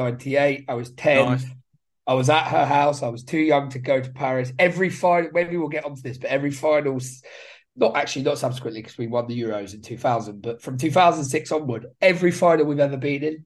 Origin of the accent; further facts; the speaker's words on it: Brighton, South East England, United Kingdom; I was born in Brighton